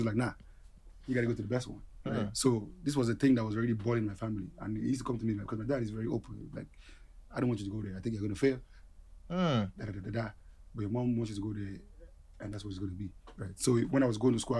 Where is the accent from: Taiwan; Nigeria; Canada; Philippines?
Nigeria; born or raised there; moved away as an adult; also born or lived in Texas